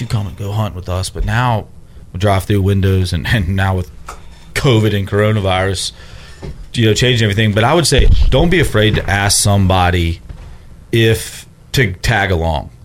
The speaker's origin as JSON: {"language": "English", "town": "Memphis", "region": "Tennessee", "country": "United States", "said": "I'm from Memphis"}